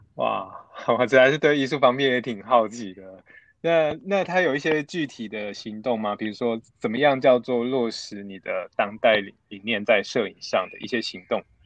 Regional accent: Taichung, Taiwan; moved away as an adult; now in Taipei, Taiwan; 我是台中人

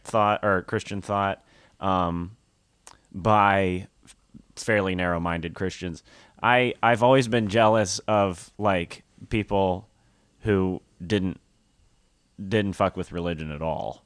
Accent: Nashville, Tennessee, United States; moved away; I'm from Tennessee, Nashville, Tennessee

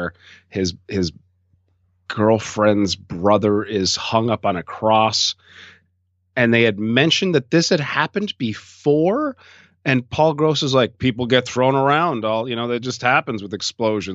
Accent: Canada; I'm as a Canadian up and coming filmmaker

